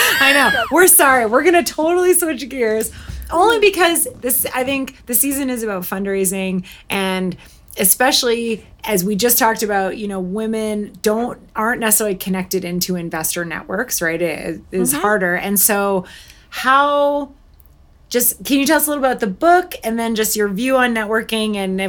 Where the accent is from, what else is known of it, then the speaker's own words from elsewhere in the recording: Canada; also born or lived in United Kingdom; I am Canadian. And so I lived in the UK